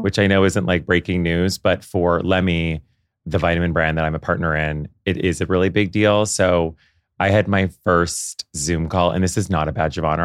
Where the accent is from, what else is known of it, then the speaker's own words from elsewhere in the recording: Canada; moved away as an adult; now in New York, United States; I grew up in Canada